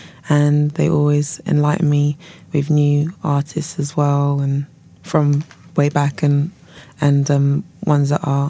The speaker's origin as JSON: {"language": "English", "region": "London", "country": "United Kingdom", "said": "West London. But my dad's Ghanaian and my mum's Jamaican. So a little bit of mix and blend."}